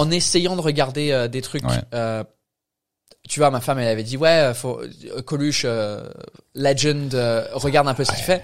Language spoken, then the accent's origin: French; Canterbury, South East England, United Kingdom; French is a second language; moved away as an adult; also born or lived in France; now in Paris, France; Sud euh, sud-est de l'Angleterre. C'est quoi ça comme, euh, euh, la ville c'est Canterbury, Canterbury.